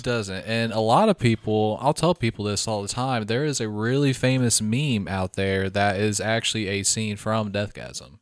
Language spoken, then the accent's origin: English; Midwest, United States; We grew up in the Midwest, poor